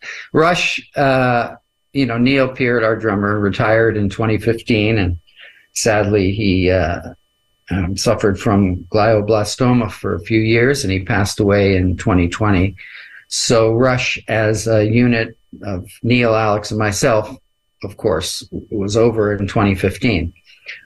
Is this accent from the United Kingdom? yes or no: no; Canada; But that's something that's so special because I'm a Canadian